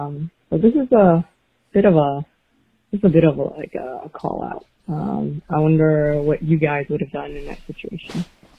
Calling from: New York City, New York, United States; Hey, I'm calling from New York City.

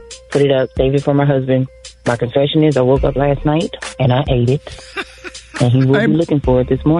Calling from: Baton Rouge, Louisiana, United States; I'm calling from Baton Rouge, Louisiana.

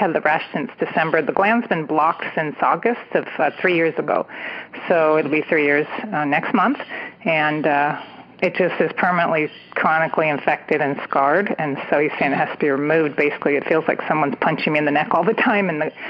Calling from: San Francisco Bay Area, California, United States; I'm calling from the San Francisco Bay Area.

